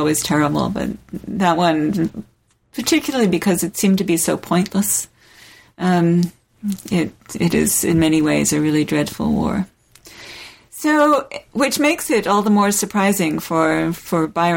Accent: south of England, United Kingdom; moved away; I grew up in England. south of England.

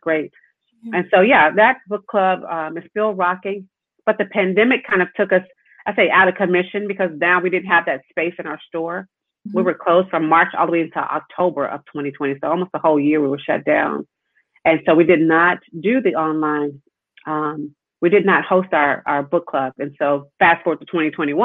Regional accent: Tulsa, Oklahoma, United States; moved away as an adult; also born or lived in Lincoln University; now in Washington, D.C., United States; I grew up in Oklahoma, proud of growing up in Tulsa.

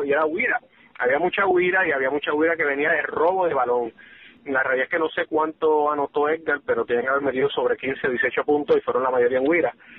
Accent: Caguas, Puerto Rico; Caguas, que de hecho es mi, en mi pueblo, eh, donde me crié

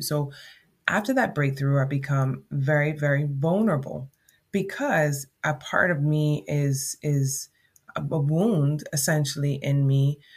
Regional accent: Jamaica; accent: Jamaican; my Jamaican accent

